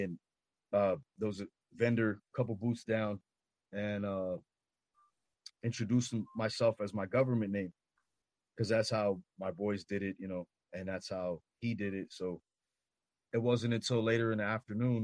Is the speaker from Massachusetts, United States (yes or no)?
no; Los Angeles, California, United States; I'm from Los Angeles